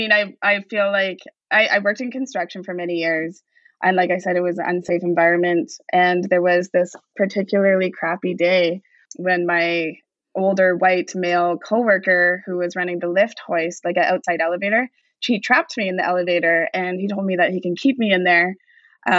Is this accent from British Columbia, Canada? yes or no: yes; Vancouver, British Columbia, Canada; growing up in East Vancouver, this is always like a beacon of home.